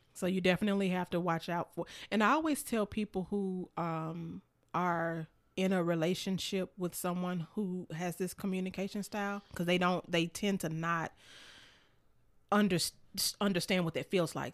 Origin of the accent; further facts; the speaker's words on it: Memphis, Tennessee, United States; I'm from Memphis, and not that I grew up in the hood or anything like that, but, you know, when you grow up in Memphis